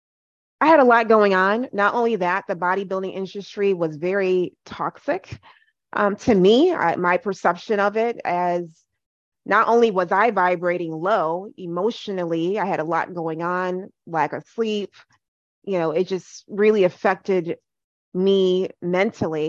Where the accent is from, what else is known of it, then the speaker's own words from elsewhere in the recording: Ghana; now in United States; I am Ghanaian